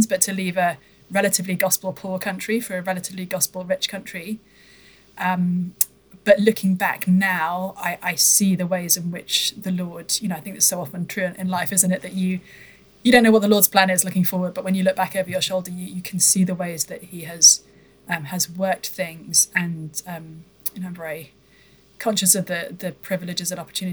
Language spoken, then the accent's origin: English; United Kingdom; moved away; So I come from the UK originally, as folks may be able to discern from my accent.